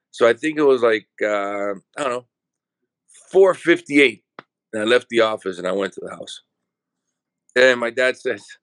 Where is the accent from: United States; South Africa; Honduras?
Honduras; El Paraíso; my, my father has, which he still has the farm now, Jamastran Farm. I was born and we moved to this house right next to the farm.